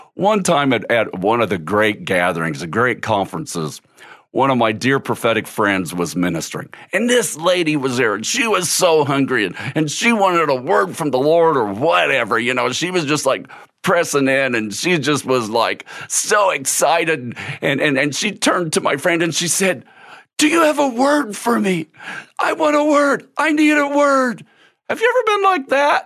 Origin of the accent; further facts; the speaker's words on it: Cal Gil, Missouri, United States; When I was a kid growing up in Cal Gil, Missouri